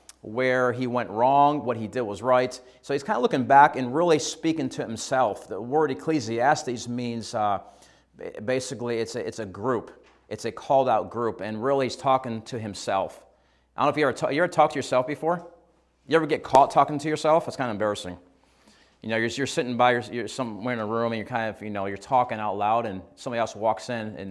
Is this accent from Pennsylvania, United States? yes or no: no; Shortsville, New York, United States; So obviously I'm not from here originally. Probably tell the way I talk and my accent. And so I'm from New York State on the East Coast of America, and we've been here 18 years. And so I'm from a little small country town called Shortsville.